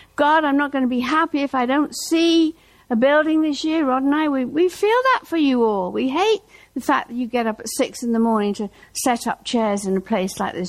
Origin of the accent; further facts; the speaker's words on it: Norwich, East of England, United Kingdom; moved away; Norwich, my hometown